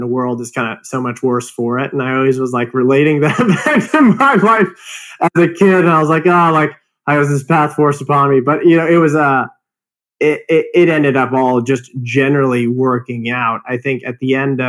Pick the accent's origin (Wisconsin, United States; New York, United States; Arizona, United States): Arizona, United States; Phoenix; moved away; I grew up in Phoenix, Arizona.